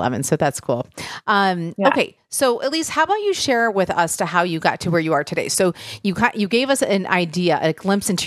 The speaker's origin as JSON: {"language": "English", "region": "Michigan", "country": "United States", "tie": "born or raised there", "said": "I grew up in Michigan"}